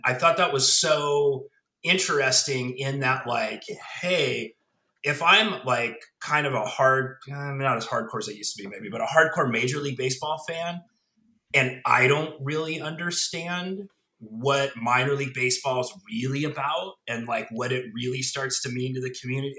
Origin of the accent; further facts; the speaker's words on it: Denver, Colorado, United States; now in Nebraska, United States; So I've been in Nebraska since 1994, but I grew up in Denver